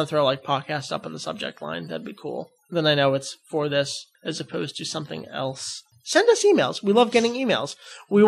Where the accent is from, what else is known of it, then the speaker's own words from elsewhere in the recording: Massachusetts, United States; I was born in Massachusetts. I say wicked all the time, too.